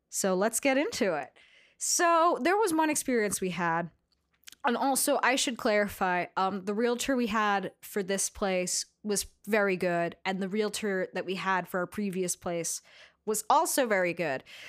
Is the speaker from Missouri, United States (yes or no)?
no; New York City, New York, United States; I grew up in Astoria